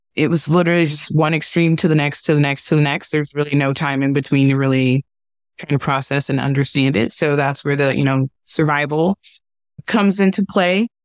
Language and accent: English; Cleveland, Ohio, United States; I was in foster care with one of my older siblings growing up in Cleveland, Ohio